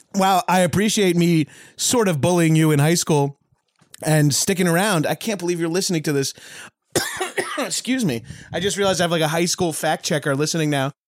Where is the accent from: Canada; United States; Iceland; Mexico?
United States; Long Island, New York; I'm from Long Island